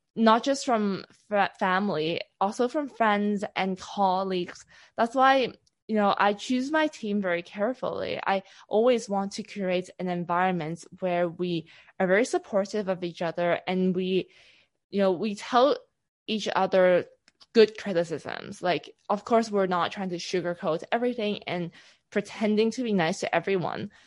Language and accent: English; Hong Kong; So I come from Hong Kong, from a very typical Asian family.